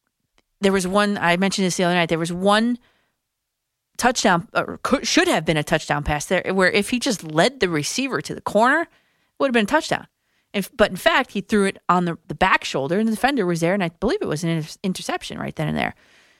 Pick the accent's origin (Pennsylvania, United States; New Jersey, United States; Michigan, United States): New Jersey, United States; I'm from Jersey.